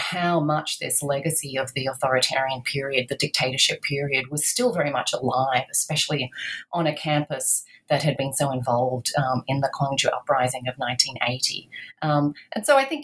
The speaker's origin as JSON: {"language": "English", "country": "Australia", "tie": "born or raised there", "said": "I grew up in Australia"}